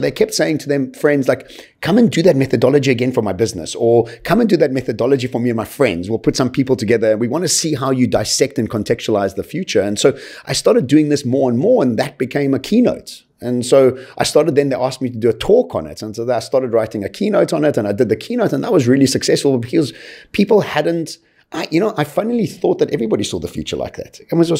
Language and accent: English; Eswatini; born there; If I can think back right to the beginning of my life, really, I was born in Swaziland.